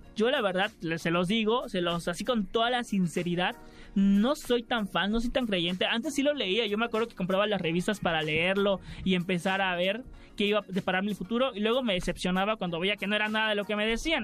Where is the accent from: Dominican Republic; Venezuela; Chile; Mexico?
Mexico; Campeche; now in Mexico City, Mexico; vengo de provincia, soy de Campeche